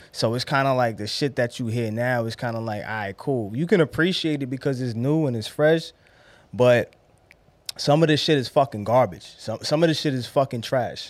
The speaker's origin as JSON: {"language": "English", "town": "New York City", "region": "New York", "country": "United States", "said": "I'm from Brownsville"}